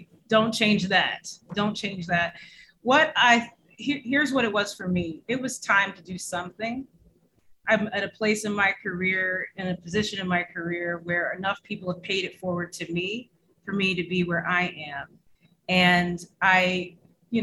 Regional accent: upstate New York, United States; also born or lived in Jamaica; I am from upstate New York and also the island of Jamaica

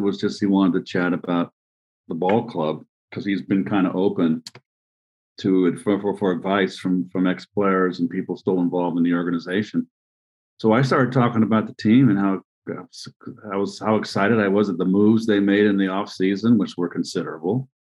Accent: San Francisco Bay Area, California, United States; I grew up in San Francisco Bay Area on the west side, only had the Giants.

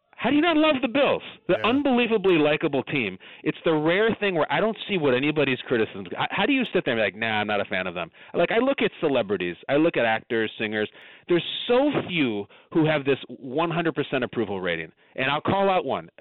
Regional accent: Chicago suburbs, Illinois, United States; I'm from the Chicago suburbs.

